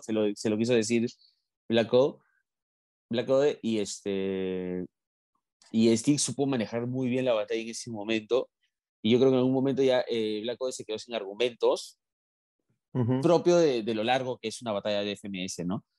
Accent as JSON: {"language": "Spanish", "country": "Peru", "said": "somos los peruanos"}